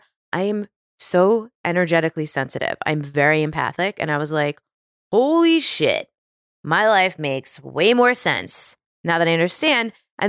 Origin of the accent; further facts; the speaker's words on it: New York, United States; now in California, United States; Yeah, because I really, especially being a New Yorker, like there's this identity with being a New Yorker of like hustling, right?